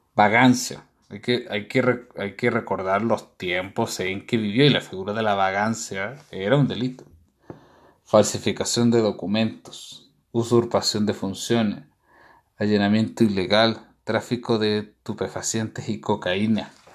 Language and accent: Spanish; Chile; los que nacimos en Chile